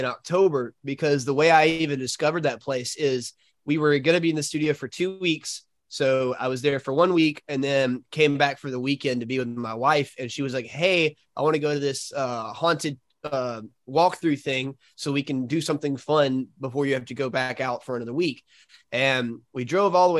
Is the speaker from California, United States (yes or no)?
no; Alabama, United States; We're from Alabama